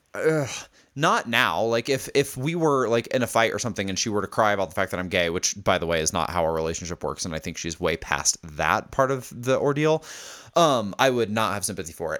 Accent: Indiana, United States; accent: Indiana; my fucking Indiana accent

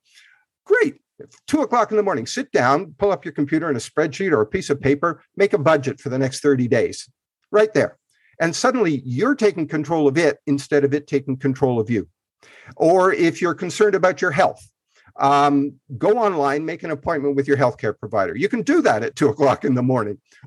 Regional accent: Canada; I grew up in Canada, in rural Canada

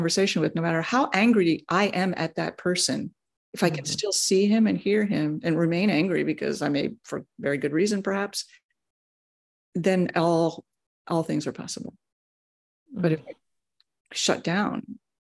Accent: Washington, District of Columbia, United States; I was born in Washington, D.C.

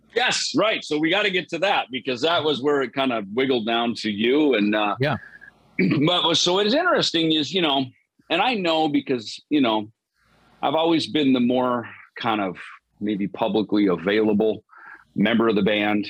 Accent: Jackson, Minnesota, United States; also born or lived in Los Angeles, California; now in Phoenix, United States; growing up in Minnesota

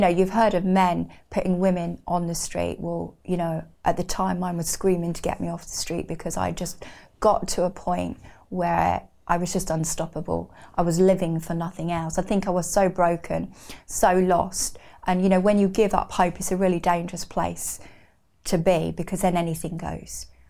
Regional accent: Newbury, South East England, United Kingdom; also born or lived in Reading; grew up in Berkshire in a little town called Newbury

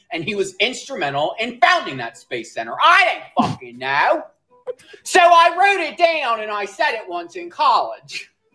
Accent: New Jersey, United States; I grew up in South Jersey around a lot of old white people who were originally from Philly, and they kinda all talk like this.

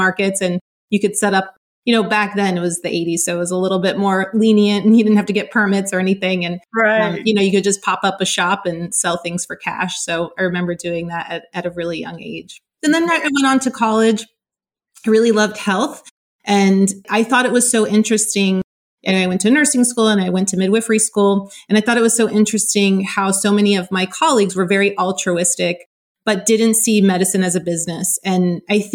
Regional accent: Southern California, United States; I grew up in California, in Southern California

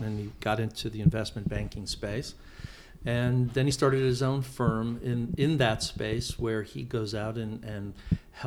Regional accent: Kansas City, Missouri, United States; now in Arizona, United States; I really enjoyed growing up there

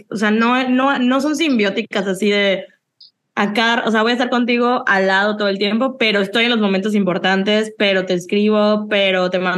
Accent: Yucatán, Mexico; o sea, yo soy de Yucatán, ¿cómo iba a conocer

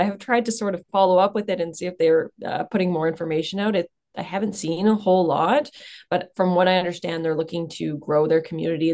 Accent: Southern Ontario, Canada; moved away as an adult; now in Sudbury, Canada; I'm actually from Southern Ontario, but I moved up here for school

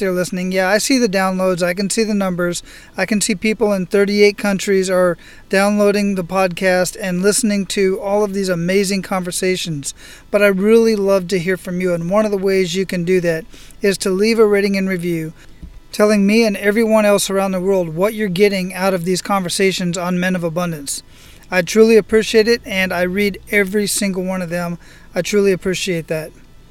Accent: Phoenix, Arizona, United States; now in Oahu, United States; I grew up in Phoenix, Arizona

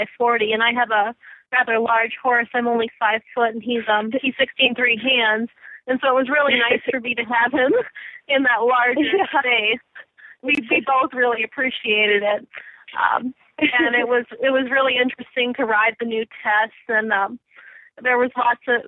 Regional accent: Wayzata, Minnesota, United States; moved away as an adult; now in Ann Arbor, United States; my area where I grew up in Minnesota

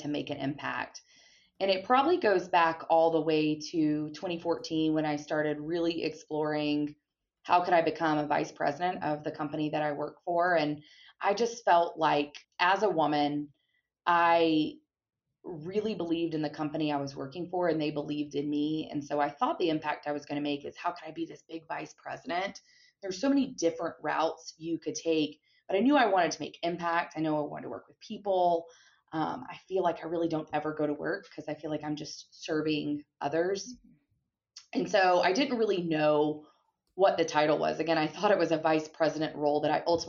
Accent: Gwinnett County, Georgia, United States; my hometown of Gwinnett County, which is a suburb of Atlanta, Georgia

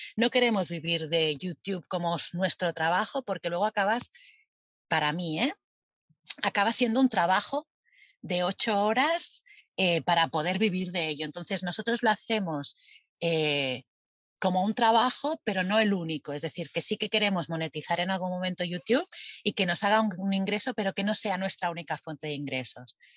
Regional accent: Spain; moved away as an adult; somos españoles

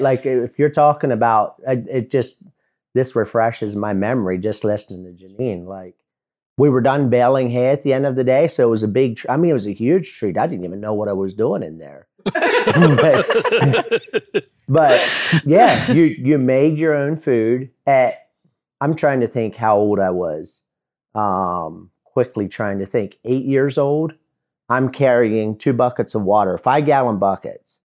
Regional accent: Lancaster, Pennsylvania, United States; also born or lived in Mifflintown, Pennsylvania; I was born and raised in Lancaster, Pennsylvania, or about twenty-five miles southeast of it in a small Mennonite and Amish community

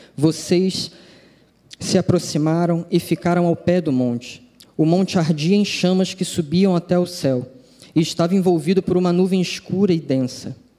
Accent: Rio de Janeiro, Brazil; moved away as an adult; now in Brasília, Brazil; o meu coração, quando ele se lembra que é carioca

